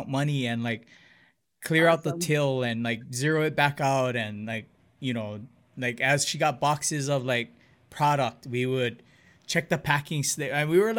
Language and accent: English; Hilo, Hawaii, United States; they consider me a townie that I grew up in Hilo